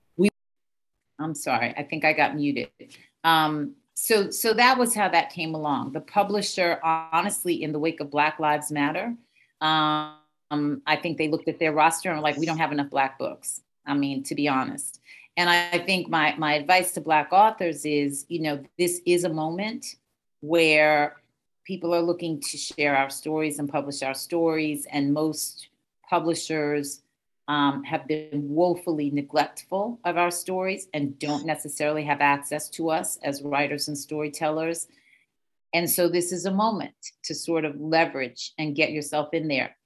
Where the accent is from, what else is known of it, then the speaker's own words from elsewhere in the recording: New York, United States; I was from New York